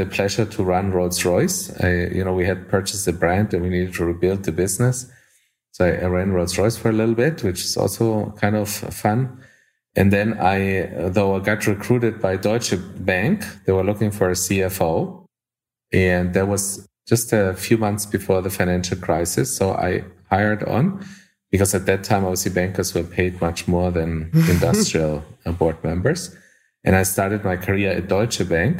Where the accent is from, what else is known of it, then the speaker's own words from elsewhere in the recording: Colombia; moved away as an adult; also born or lived in Germany / Japan; I was born and raised in Colombia and South America